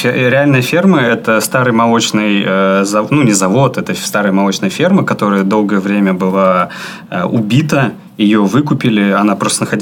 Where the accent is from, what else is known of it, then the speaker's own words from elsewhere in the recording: Saint Petersburg, Russia; Нет, я из Питера.